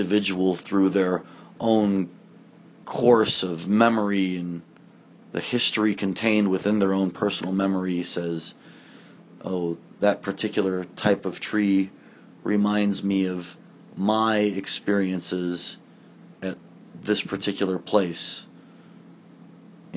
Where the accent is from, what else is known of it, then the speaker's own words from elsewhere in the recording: Barrington, Illinois, United States; moved away; also born or lived in Woodstock, Illinois / New York / Claremont, California; I was born in Woodstock, Illinois in 1979. Ron and Denise are my parents. I grew up on West Oakwood Drive in Barrington, Illinois